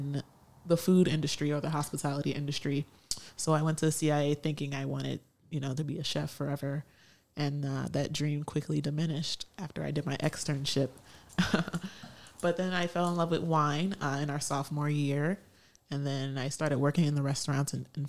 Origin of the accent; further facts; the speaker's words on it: Detroit, Michigan, United States; I am from Detroit, Michigan, hailing from the 313